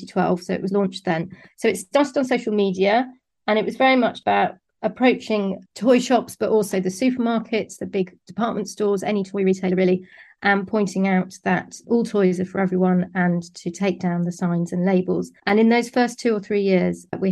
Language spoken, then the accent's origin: English; Somerset, South West England, United Kingdom; moved away as an adult; also born or lived in London; I grew up in Somerset and I studied English at university. And then I moved to London